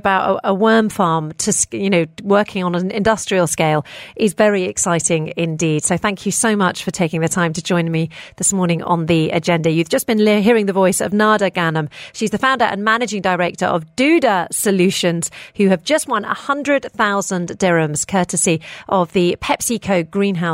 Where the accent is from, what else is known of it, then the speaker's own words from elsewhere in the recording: United Kingdom; now in United Arab Emirates; I grew up in the United Kingdom and my mother had a worm bin